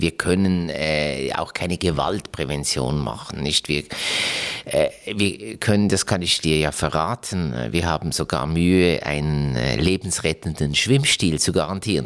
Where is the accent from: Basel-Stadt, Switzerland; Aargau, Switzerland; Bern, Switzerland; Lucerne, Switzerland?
Basel-Stadt, Switzerland; Basel; Das ist leider Gottes mein Heimatkanton, Basel-Stadt